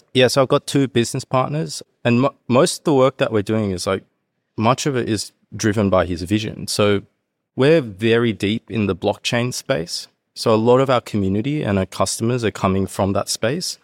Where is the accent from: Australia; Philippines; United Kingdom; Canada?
Australia; Sydney, New South Wales; moved away as an adult; also born or lived in Hong Kong / Canberra; now in Japan; I grew up in Sydney